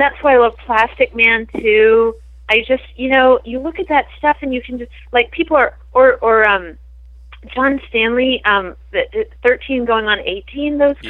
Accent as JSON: {"language": "English", "region": "Prince Edward Island", "country": "Canada", "tie": "born or raised there", "said": "I grew up in on Prince Edward Island"}